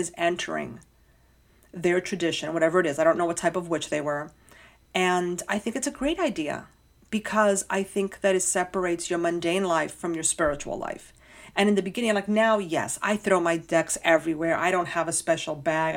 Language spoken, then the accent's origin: English; New York, United States; as a New Yorker